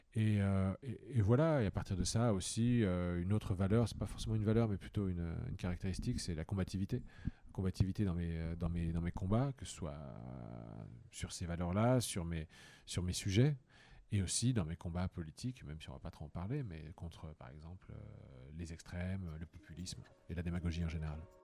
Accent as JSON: {"language": "French", "town": "Toul", "region": "Grand Est", "country": "France", "tie": "born or raised there", "moved": "yes", "lives_now": "Madrid, Spain", "said": "j'ai grandi dans une petite ville de province, Toul"}